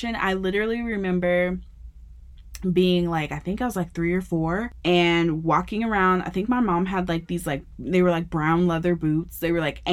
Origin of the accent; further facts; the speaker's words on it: Memphis, Tennessee, United States; also born or lived in Arkansas / Virginia; now in San Antonio, United States; I am originally from Memphis, Tennessee. It's where I grew up.